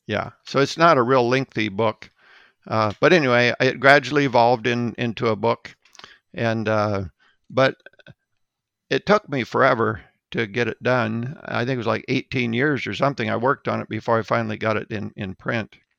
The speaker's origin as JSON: {"language": "English", "town": "Mount Vernon", "region": "South Dakota", "country": "United States", "tie": "born or raised there", "said": "Mount Vernon, South Dakota was my hometown"}